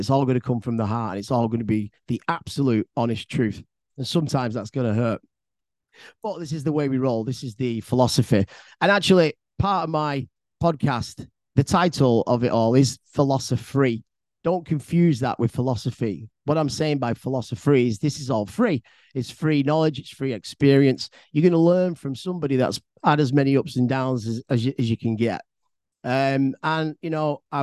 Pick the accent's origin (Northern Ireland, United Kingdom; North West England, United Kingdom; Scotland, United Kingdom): North West England, United Kingdom; Bolton; I'm originally from Bolton, which is a town inside Greater Manchester.